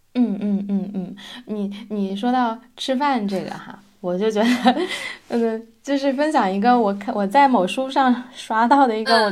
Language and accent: Chinese; China; moved away as an adult; now in Gothenburg, Sweden; 咱们就是国人